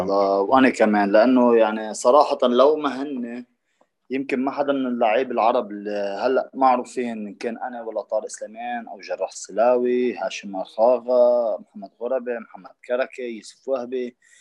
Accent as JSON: {"language": "Arabic", "country": "Lebanon", "said": "عندنا بلبنان"}